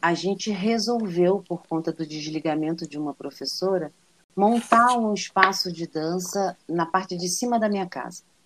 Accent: Niterói, Rio de Janeiro, Brazil; now in São Paulo, Brazil; Eu sou niteroiense, nasci em Niterói, minha família inteira é de Niterói, né? Apesar Sim. de que meu pai é de Valença, mas fui criada lá

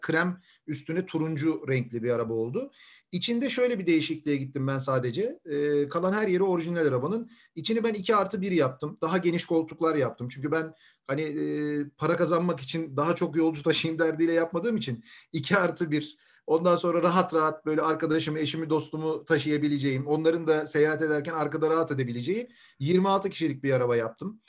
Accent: Istanbul, Turkey; also born or lived in Langa (Davutpaşa), Istanbul; Şimdi ben koca Mustafa Paşalıyım. Surların dibinde büyüdüm.

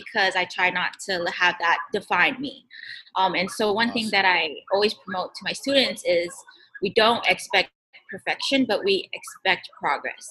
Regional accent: American Samoa; as Pacific Islanders

